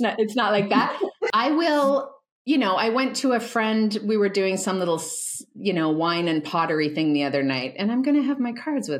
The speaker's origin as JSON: {"language": "English", "town": "Calgary", "region": "Alberta", "country": "Canada", "tie": "born or raised there", "said": "I grew up in Calgary, Alberta in the 1980s."}